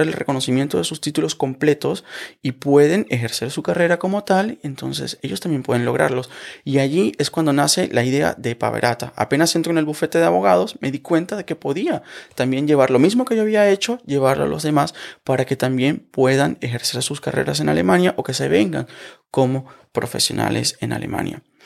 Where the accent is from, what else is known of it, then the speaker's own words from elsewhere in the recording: Venezuela; moved away as an adult; now in Germany; yo soy abogado venezolano, yo estudié Derecho